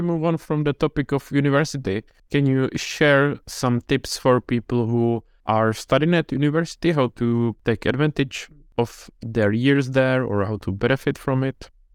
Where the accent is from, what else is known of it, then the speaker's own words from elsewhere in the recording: Czechia; I'm from Czech Republic